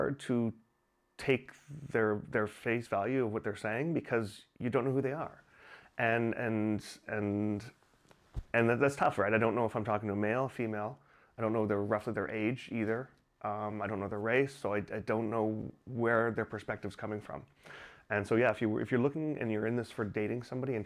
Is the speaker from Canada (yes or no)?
yes; Canada; also born or lived in Singapore; now in China; I'm originally from Canada, but I just moved here from Singapore